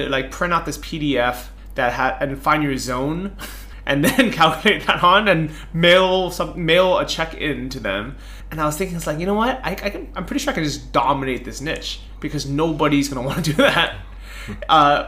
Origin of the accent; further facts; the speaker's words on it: United States; as an American